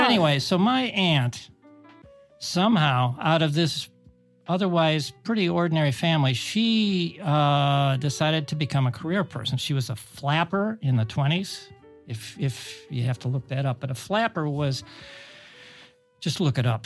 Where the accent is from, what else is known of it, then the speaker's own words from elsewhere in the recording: Cleveland, Ohio, United States; us from Cleveland